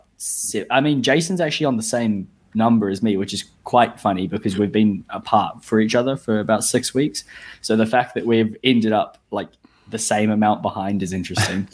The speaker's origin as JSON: {"language": "English", "country": "New Zealand", "moved": "as an adult", "lives_now": "Sydney, Australia", "said": "I live in Australia, although I am from New Zealand"}